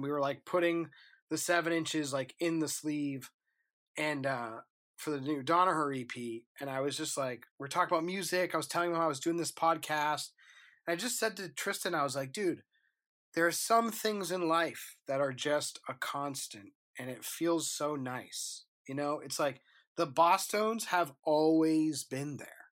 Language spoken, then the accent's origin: English; New Hampshire, United States; I live 51 miles north of Boston, right? So I'm from New Hampshire.